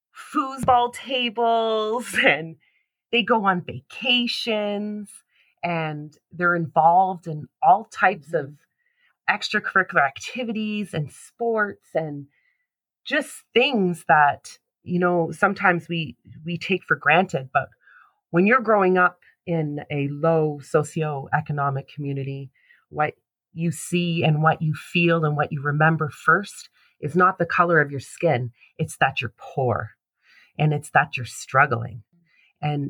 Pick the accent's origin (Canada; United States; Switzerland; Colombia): Canada; Toronto, Ontario; also born or lived in Brampton, Ontario; I was born and raised in Toronto, Ontario, Canada